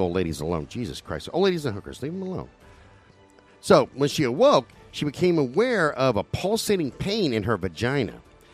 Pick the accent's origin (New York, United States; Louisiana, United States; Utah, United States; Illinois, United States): New York, United States; New York City; I'm from the Bronx.